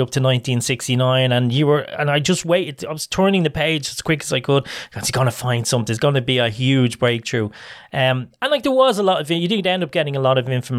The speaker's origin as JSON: {"language": "English", "country": "Ireland", "said": "I'm an Irish, I have an Irish family"}